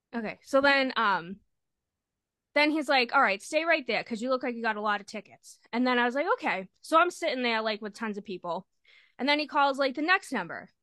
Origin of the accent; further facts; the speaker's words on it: Lynn, Massachusetts, United States; I'm from Lynn, Lynn, Massachusetts.